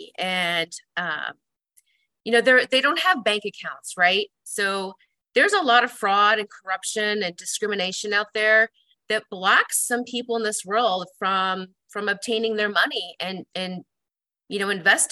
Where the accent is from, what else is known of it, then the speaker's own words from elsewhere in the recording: Des Moines, Iowa, United States; moved away as an adult; also born or lived in Chicago, Illinois; now in Omaha, United States; I grew up in Des Moines, Iowa, and I attended Iowa State University